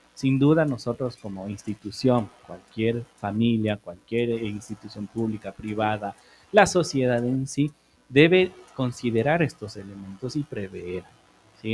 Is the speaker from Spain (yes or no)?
no; Ecuador; Somos muy ecuatorianos